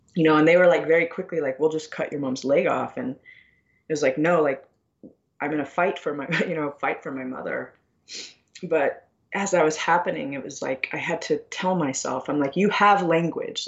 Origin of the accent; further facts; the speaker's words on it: United States; I grew up on a reservation